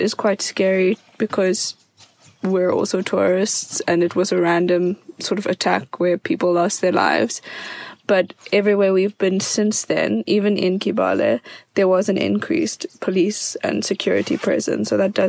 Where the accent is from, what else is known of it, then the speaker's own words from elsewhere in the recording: South Africa; I'm from South Africa.